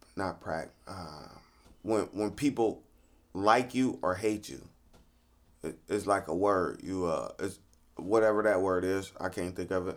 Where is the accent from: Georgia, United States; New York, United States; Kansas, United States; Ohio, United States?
Ohio, United States; Cleveland; growing up in Cleveland